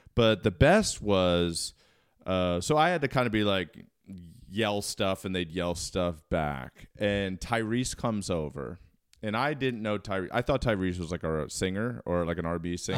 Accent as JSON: {"language": "English", "town": "Towson", "region": "Maryland", "country": "United States", "tie": "born or raised there", "moved": "as an adult", "said": "I am born and raised Maryland, and I left, uh, around two thousand to go to college"}